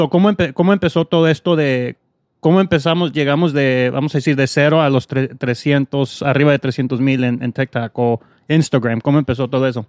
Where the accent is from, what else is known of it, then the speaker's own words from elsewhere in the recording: Mount Prospect / Wood Dale, Illinois, United States; first language Spanish; vivíamos en Man Prospect